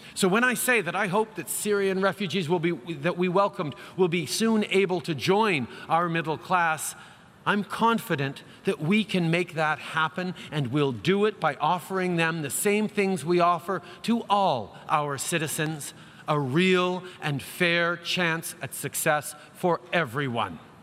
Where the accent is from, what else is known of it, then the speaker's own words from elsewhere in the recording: Canada; we're Canadian